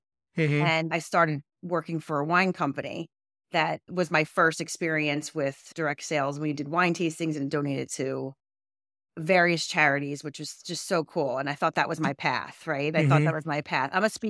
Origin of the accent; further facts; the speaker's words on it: King of Prussia, Pennsylvania, United States; So I grew up in King of Prussia, Pennsylvania, and I lived there until I went to college.